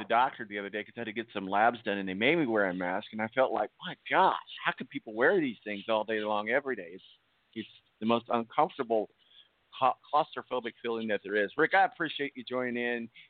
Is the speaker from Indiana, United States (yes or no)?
yes; Evansville, Indiana, United States; I'm from Evansville.